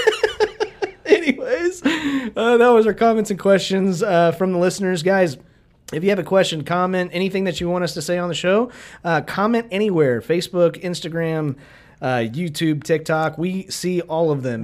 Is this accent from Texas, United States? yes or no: no; Kansas, United States; we are from Kansas